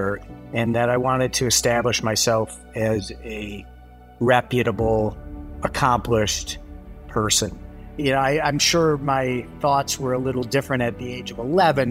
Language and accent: English; Southfield, Michigan, United States; I grew up in Southfield, Michigan, which is a suburb right outside of Detroit.